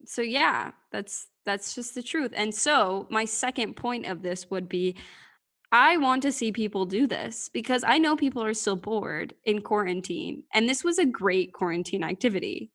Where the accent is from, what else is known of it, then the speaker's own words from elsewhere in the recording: United States; I'm American